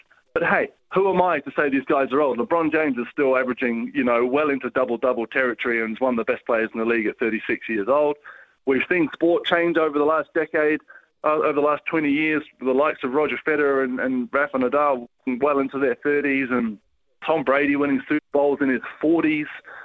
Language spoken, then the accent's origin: English; New Zealand; as a New Zealander